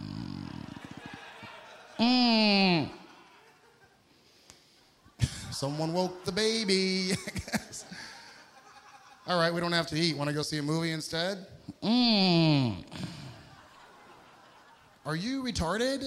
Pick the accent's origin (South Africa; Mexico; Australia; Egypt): Egypt; that's where I'm from Egypt.